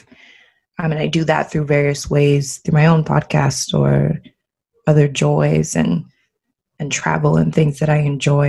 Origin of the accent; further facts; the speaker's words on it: Maryland, United States; moved away as an adult; also born or lived in Los Angeles / Paris; now in Barcelona, Spain; I grew up in Maryland in the United States